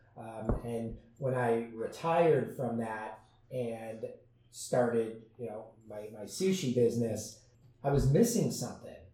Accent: San Diego, California, United States; I grew up in San Diego

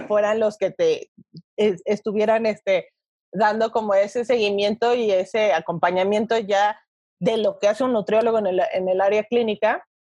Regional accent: Toluca, State of Mexico, Mexico; moved away as an adult; now in Mexico City, Mexico; yo soy de Toluca, actualmente llevo 10 años viviendo en la Ciudad de México

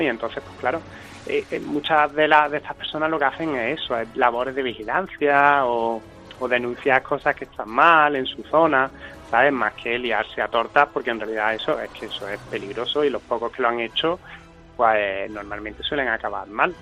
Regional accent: Córdoba, Andalusia, Spain; also born or lived in Seville; yo soy cordobés y actualmente vivo en Córdoba, pues está viviendo 12 años en Sevilla

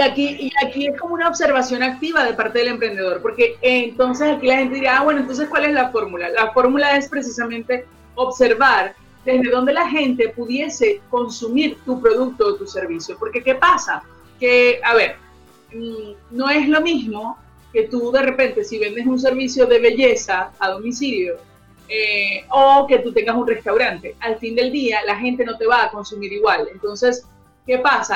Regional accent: Venezuela; now in Santiago, Chile; conocemos los venezolanos aquí en Conectados Contigo Radio

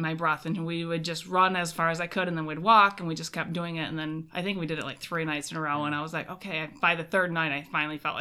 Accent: Monroe Center, Michigan, United States; Born and raised in close to Traverse City, Michigan. Monroe Center is my actual hometown. It's just outside of Traverse City. I have never left

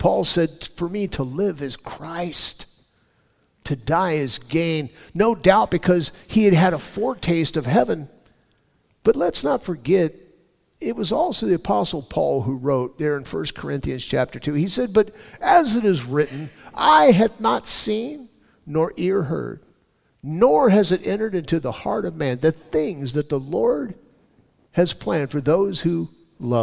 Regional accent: California, United States; I was born and raised in California

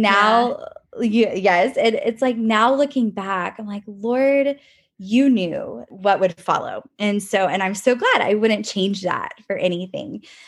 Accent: College Station, Texas, United States; I grew up in College Station, Texas, and I currently live here as well

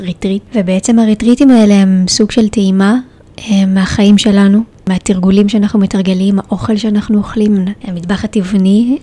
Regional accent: Israel; moved away as an adult; also born or lived in Tel Aviv, Israel; now in Shaharut, Israel; גדלתי במושב בטבע uh, בת של חקלאי

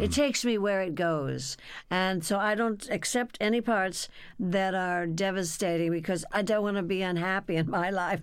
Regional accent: Burbank, California, United States; also born or lived in Texas; in Burbank, California, where I was raised. See, we came from Texas

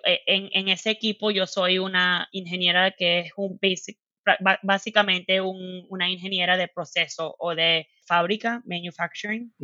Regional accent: Miami, Florida, United States; Spanish is a second language; moved away as an adult; now in Seattle, United States; yo nací en los Estados Unidos, en Miami, y mis papás son cubanos

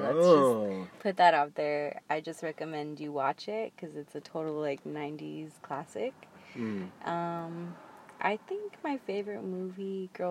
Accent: Mexico; I'm from Mexico. My family's from Mexico.

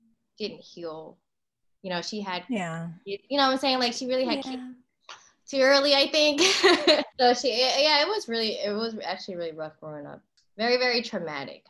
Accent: Maryland, United States; moved away; also born or lived in Northeast US / Southern US; I was born in Maryland.

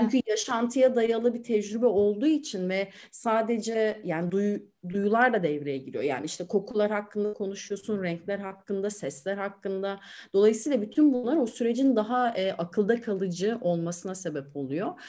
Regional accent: Aegean Region, Turkey; moved away as an adult; now in Istanbul, Turkey; ben Egeliyim

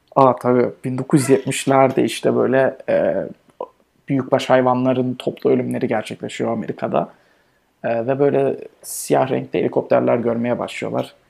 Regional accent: Turkey; bizim memleketimiz Türkiye.

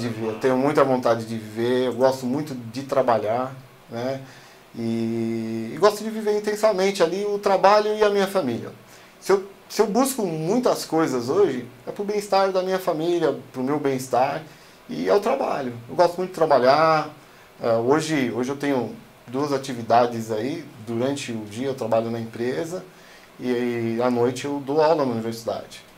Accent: São Paulo, Brazil; sou lá da Zona Sul de São Paulo, cara sou lá da, da Zona Sul, sou lá da Vila Santa Catarina

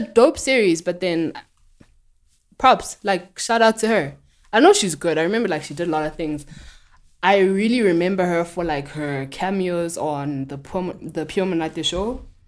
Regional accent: South Africa

